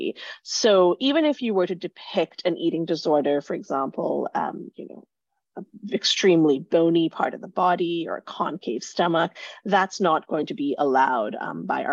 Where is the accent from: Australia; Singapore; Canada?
Singapore; moved away; I grew up in Singapore, have lived in a number of different countries since.